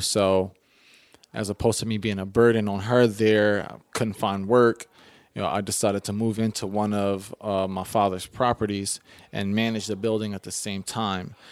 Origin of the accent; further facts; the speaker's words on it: Philadelphia, Pennsylvania, United States; growing up in West Philly